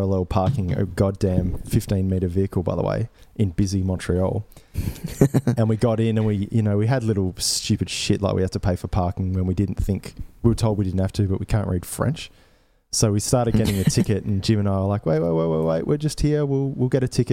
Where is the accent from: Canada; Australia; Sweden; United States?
Australia; being really Australian